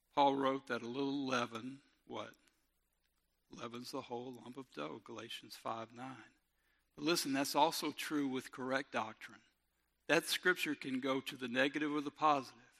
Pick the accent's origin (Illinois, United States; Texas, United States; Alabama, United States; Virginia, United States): Alabama, United States; Robertsdale; I'm from Robertsdale